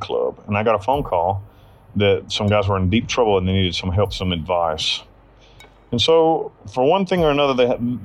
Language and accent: English; United States; moved away as an adult; now in Costa Rica; I'm a fugitive from the United States